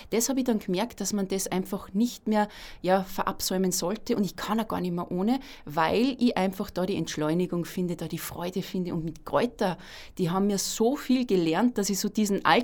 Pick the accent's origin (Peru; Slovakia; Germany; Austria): Austria; Salzburg; Ich wohne auch in der Stadt Salzburg, bin gebürtige Salzburgerin